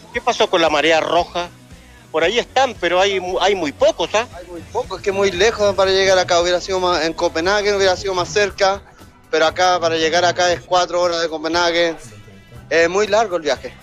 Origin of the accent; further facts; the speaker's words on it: Valparaíso, Chile; moved away as an adult; also born or lived in Sweden; now in Stockholm, Sweden; yo soy de Valparaíso, de placeres, viví en Suecia 30 años